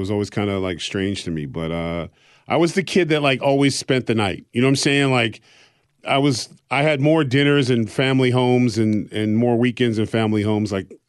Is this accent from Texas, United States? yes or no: no; Exeter, New Hampshire, United States; born there; But so I was born actually in Exeter, New Hampshire, because that was the only hospital